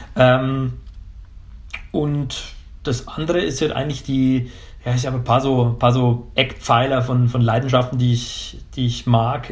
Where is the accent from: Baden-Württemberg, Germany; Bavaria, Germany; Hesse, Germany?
Bavaria, Germany; Pfarrkirchen; in der Heimat, also in Pfarrkirchen, Niederbayern, also Rottal Inn, der Landkreis, wo ich herkomme